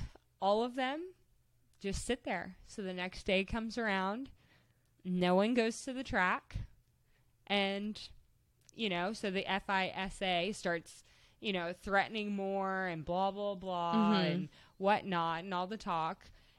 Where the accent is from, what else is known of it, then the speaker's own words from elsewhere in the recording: United States; growing up in the United States